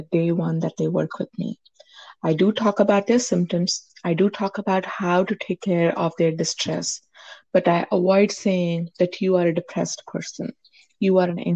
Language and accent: English; India; moved away as an adult; now in United States; I grew up in India. That's where I was born. That's where I got my, until high school, I was there. And then I came to the U.S. for my higher education.